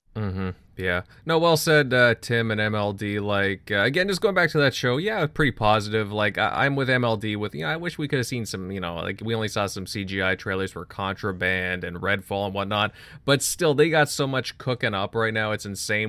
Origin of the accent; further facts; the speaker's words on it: Canada; as a Canadian